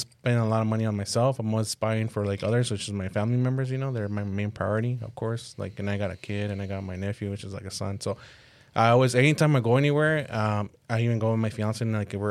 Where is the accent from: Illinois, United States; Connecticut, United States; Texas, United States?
Texas, United States; El Paso; also born or lived in Ciudad Juárez, Mexico; I went to school in Texas, El Paso.